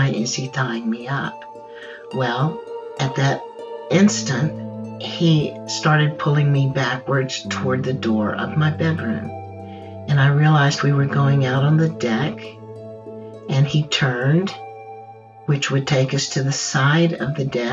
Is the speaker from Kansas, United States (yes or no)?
no; Texas, United States; Growing up in Texas, you hear Spanish all around you, even more so today, but even when I was growing up, you would hear Spanish.